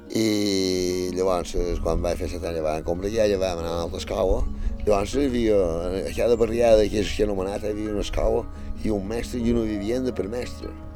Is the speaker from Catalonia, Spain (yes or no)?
no; Felanitx, Balearic Islands, Spain; vaig néixer a Falallió, a Sant Triau, en el barri de Sant Mesquida